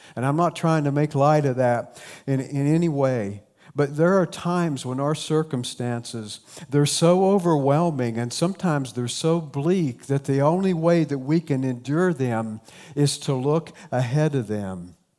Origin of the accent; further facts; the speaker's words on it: South Point, Ohio, United States; accent: Appalachian; now in Central Ohio, United States; my hometown of South Point, Ohio. It's small town, southern Ohio, very strong Appalachian culture. You could probably tell that already by my accent.